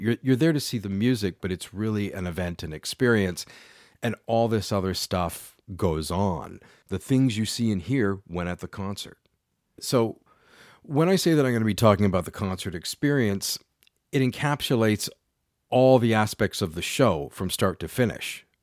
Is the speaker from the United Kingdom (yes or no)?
no; London, Ontario, Canada; also born or lived in Ottawa; I'm based in London, Ontario, Canada, which is where I grew up and am now back in my hometown